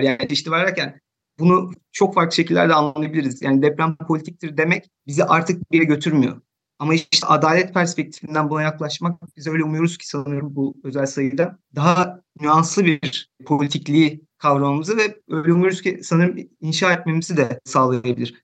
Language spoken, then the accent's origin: Turkish; İzmit, Kocaeli, Turkey; moved away as an adult; now in Hamburg, Germany; ben de İzmitliyim